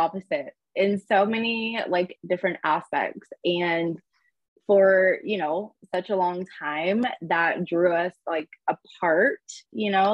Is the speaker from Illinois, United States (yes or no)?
no; Orange County, Southern California, United States; also born or lived in San Diego; I was born and raised in Southern California, Orange County area